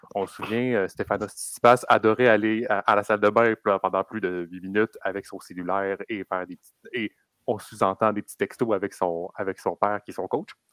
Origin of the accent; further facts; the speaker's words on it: Quebec, Canada; on est québécois